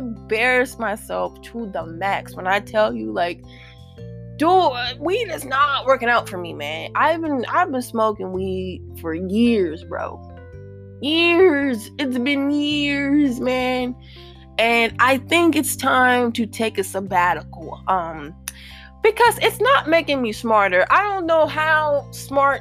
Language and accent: English; St. Louis, Missouri, United States; St. Louis, right? Because that's my hometown